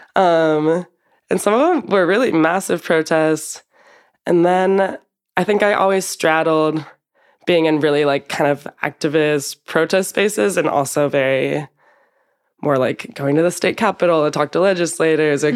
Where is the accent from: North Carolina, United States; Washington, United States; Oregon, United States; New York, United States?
Oregon, United States; Portland; now in Madrid, Spain; I'm from Portland, Oregon in the United States